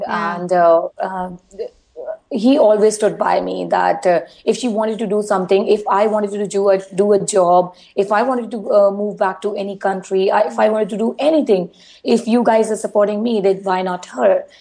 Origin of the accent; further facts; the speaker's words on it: India; being an Indian girl